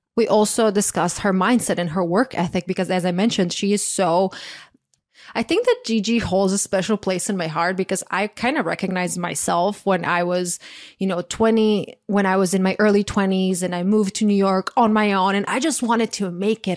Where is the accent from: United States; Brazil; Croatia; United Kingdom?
Croatia; moved away; I grew up in Croatia